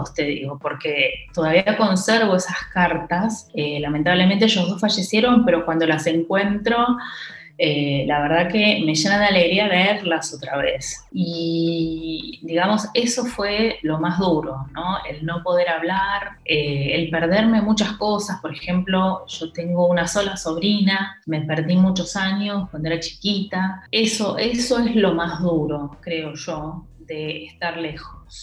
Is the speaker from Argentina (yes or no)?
yes; Argentina; moved away as an adult; also born or lived in Lucerne, Switzerland; now in Switzerland; yo venía, viste, de, capital